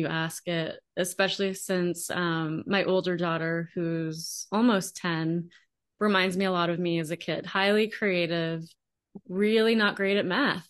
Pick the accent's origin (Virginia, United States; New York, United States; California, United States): New York, United States; Long Island; moved away as an adult; also born or lived in Manhattan, New York / New Jersey / Georgia; now in Austin, United States; I spent the majority of my growing up years in New York, on Long Island